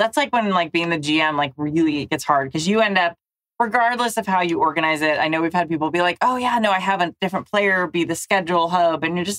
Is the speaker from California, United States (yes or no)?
yes; Southern California, United States; I'm from Southern California.